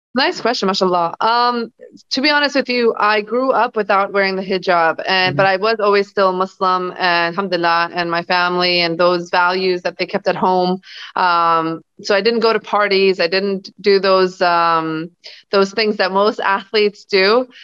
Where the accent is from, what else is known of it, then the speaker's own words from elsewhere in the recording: Los Angeles, California, United States; also born or lived in Bosnia / Germany / New Orleans; moved to Los Angeles, California when I was six. Uh, mm-hmm. I was raised there with my family